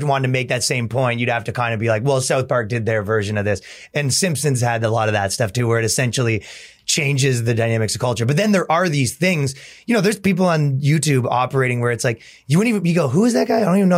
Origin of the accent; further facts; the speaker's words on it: Toronto, Ontario, Canada; moved away as an adult; now in United States; So yeah, I came from Toronto and I was doing a lot of this stuff for a really long time over there. And when I came to America, I just kind of did all the same stuff, but here.